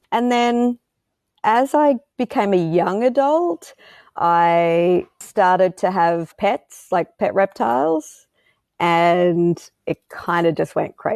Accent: Australia; if you hadn't picked up on

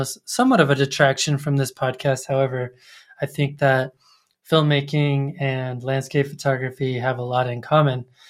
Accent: Colorado Springs, Colorado, United States; I grew up in Colorado Springs near, um, the Air Force

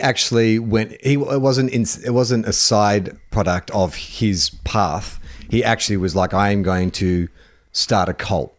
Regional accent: Australia

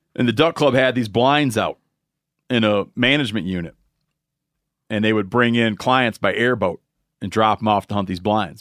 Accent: Michigan, United States; moved away; Michigan, my home state

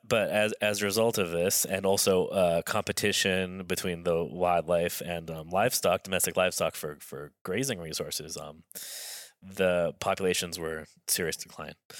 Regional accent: Los Angeles, California, United States; I, I grew up in Los Angeles as, as sort of as, as urban, a lifestyle as you can have.

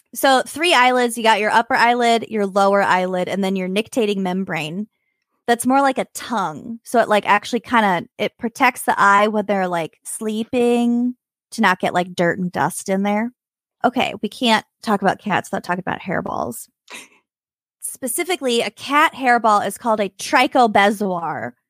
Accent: Minnesota, United States; we're from Minnesota

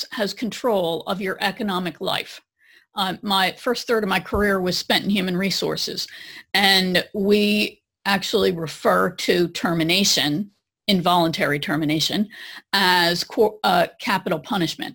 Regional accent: New Jersey, United States; I'm from Jersey

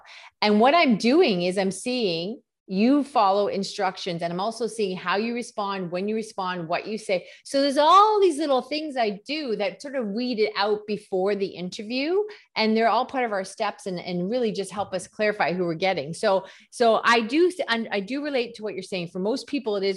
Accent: Canada; first language English; I'm from Canada

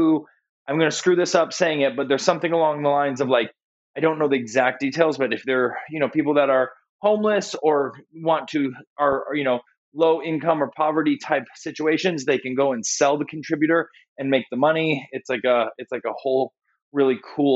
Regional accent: Rossford, Ohio, United States; I grew up in Rossford, Ohio, which was a very small town in right next to Toledo, Ohio

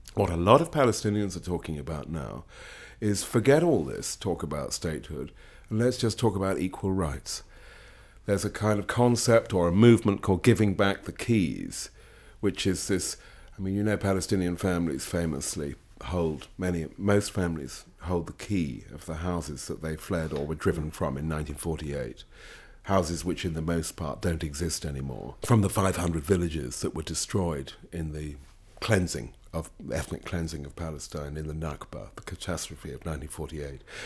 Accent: United Kingdom; I'm a Brit

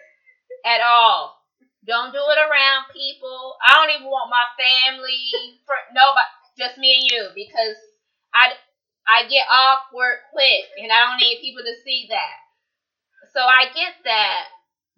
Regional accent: the South, United States; we grew up in the South as Southern women

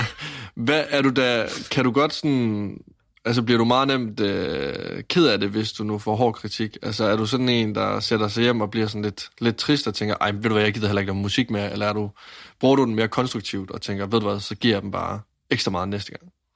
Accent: Varde, Southern Denmark, Denmark; Jeg kommer fra Vardag

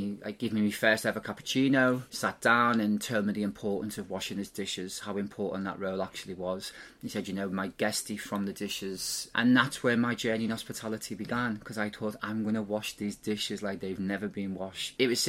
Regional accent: Liverpool, North West England, United Kingdom; I obviously come from Liverpool, never lost that accent. I grew up in Everton.

